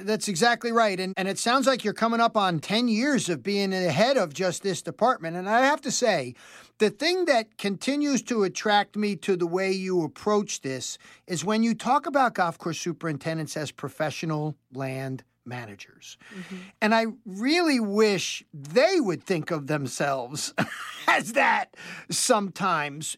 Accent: New York metropolitan area, United States; I grew up in the New York metropolitan area

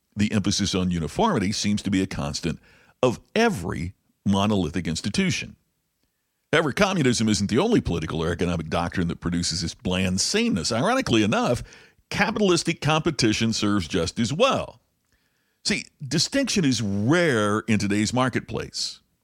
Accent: United States; being an American

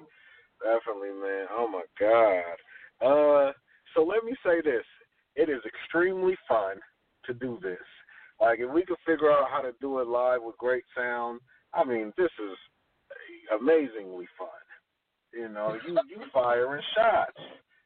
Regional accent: the West, West Coast, United States; we're from the West and, you know, grew up off

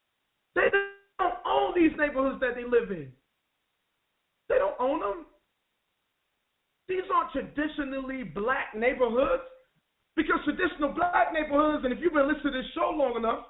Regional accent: Wilson, North Carolina, United States; my street where I grew up in Wilson, North Carolina

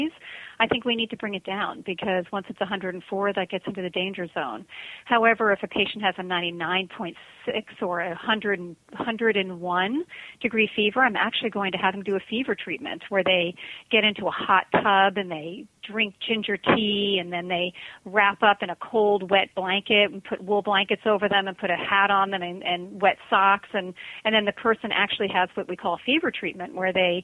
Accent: Connecticut, United States; moved away as an adult; also born or lived in New York City; now in Hawaii, United States; I'm actually from Connecticut

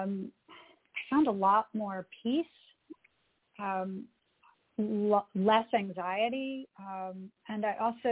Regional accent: the South, United States; now in New York City, United States; I grew up in the South, so I had that influence, that Southern influence.

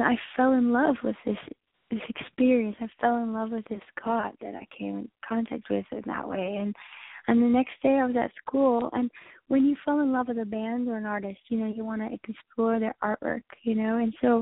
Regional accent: Texas, United States; I grew up in Texas

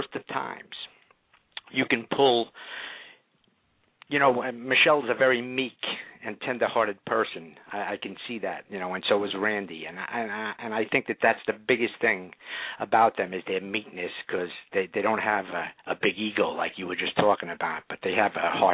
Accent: New York, United States; now in Orlando, United States; I was born and raised in New York

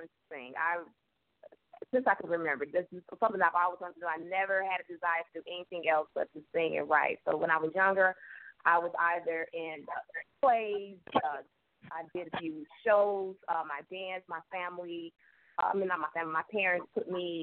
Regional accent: St. Louis, Missouri, United States; also born or lived in Liberia / Ivory Coast / Chicago; my family moved back to the States. I grew up in St. Louis

